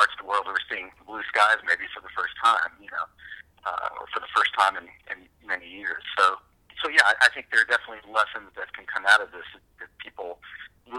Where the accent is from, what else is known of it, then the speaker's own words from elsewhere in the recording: Savannah, Georgia, United States; as a child growing up in Savannah